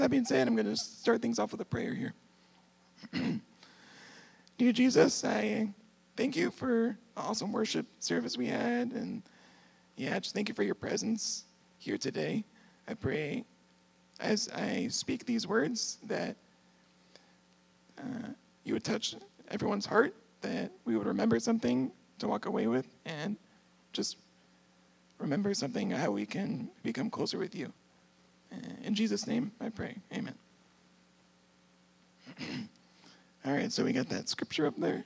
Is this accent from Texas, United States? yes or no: yes; San Antonio, Texas, United States; moved away as an adult; now in Michigan, United States; I'm actually from San Antonio, Texas